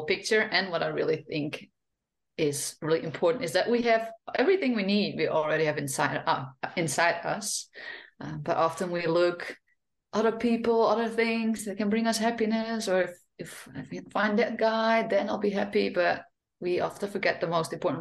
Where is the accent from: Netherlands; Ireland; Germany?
Netherlands; Friesland; first language Frisian; English is a second language; moved away as an adult; also born or lived in France / Australia; now in Spain; growing up in a Frisian family is that I grew up speaking Frisian, not Dutch at home